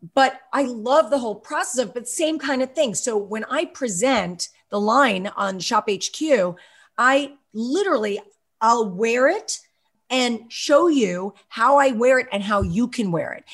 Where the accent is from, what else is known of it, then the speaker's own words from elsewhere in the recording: Westchester County, New York, United States; I grew up in Westchester County